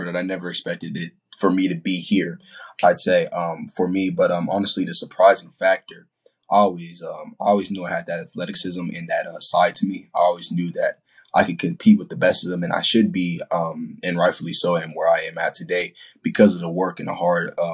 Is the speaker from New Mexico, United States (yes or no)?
no; San Antonio, Texas, United States; also born or lived in Ramstein Air Base, Germany / Ohio (family); Then I moved to San Antonio, Texas in 2009. So I'd say I've been here for